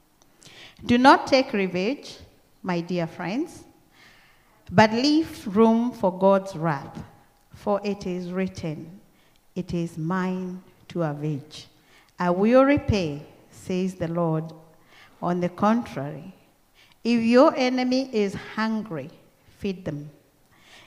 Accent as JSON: {"language": "English", "country": "Kenya", "accent": "Kenyan", "moved": "as an adult", "lives_now": "Australia", "said": "I came here with my own Kenyan accent."}